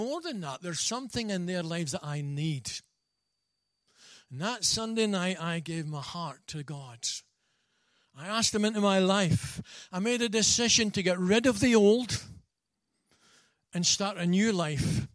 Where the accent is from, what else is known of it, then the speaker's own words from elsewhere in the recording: Scotland, United Kingdom; being a Scotsman